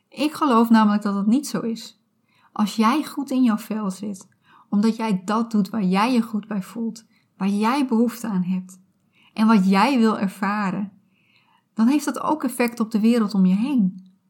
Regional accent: Friesland, Netherlands; Ik ben opgegroeid in Friesland

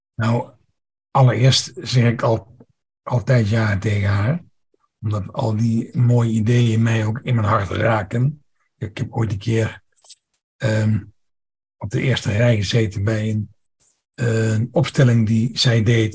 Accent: Netherlands; Ik ben opgegroeid bij de Duitse grens, dus mijn, mijn Duits is ook redelijk goed

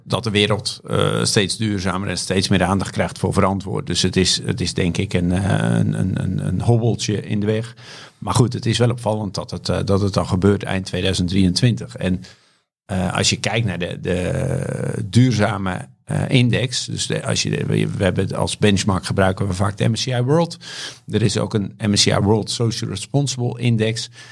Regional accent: Volendam, North Holland, Netherlands; geboren en getogen in Volendam

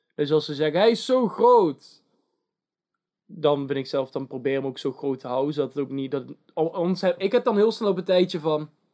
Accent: Netherlands; wij als Nederlanders

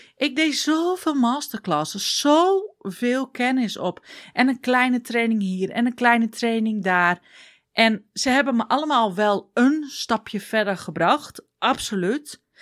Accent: Groningen, Netherlands; accent: Groningen dialect; ik kom uit Groningen, dus ik ga een beetje in het dialect.

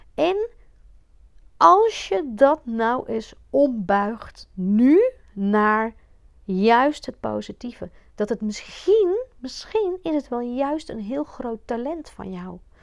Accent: Belgium; now in Netherlands; ik kom uit België. Ik heb echt op een, een beetje ouderwetse klassieke ja, eh, katholieke school gezeten

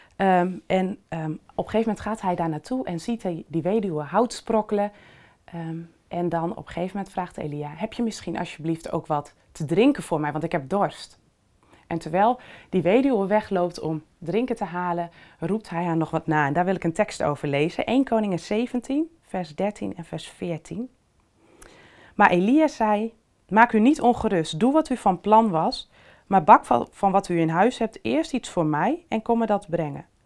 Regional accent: Netherlands; wij als Nederlanders

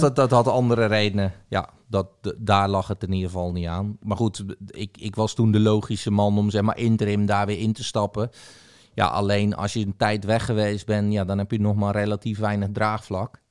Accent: Zeeuws-Vlaanderen, Zeeland, Netherlands; in de regio waar ik ben opgegroeid, eh, in eh, zuid vlaanderen

